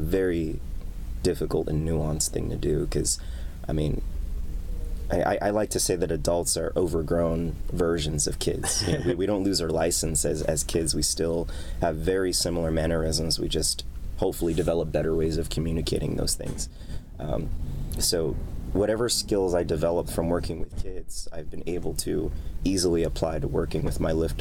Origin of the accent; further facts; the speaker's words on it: New York City, New York, United States; also born or lived in Bronx, New York; I was born and raised in New York. Spent a little bit of my childhood in the Bronx, but spent most of my life in Queens, where I still reside.